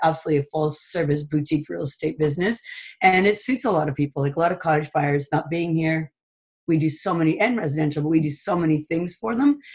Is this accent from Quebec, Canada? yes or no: no; Toronto, Ontario, Canada; now in Huntsville, Canada; I grew up in Toronto and we had a cottage